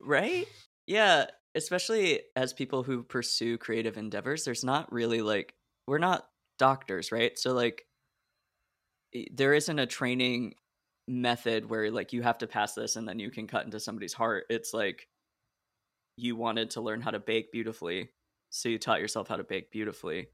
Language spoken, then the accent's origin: English; Oregon, United States; moved away as an adult; also born or lived in Illinois; I grew up in Oregon, which is just one huge block of space, and then I went to school in Illinois